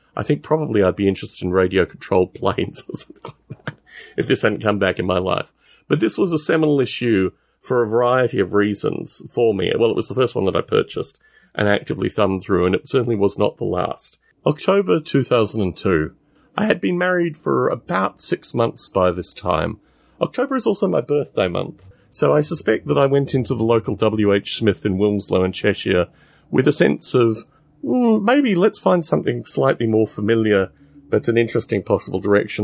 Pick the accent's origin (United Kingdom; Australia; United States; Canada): Australia; Canberra, Australian Capital Territory; I was raised in Canberra in Australia, which is the capital.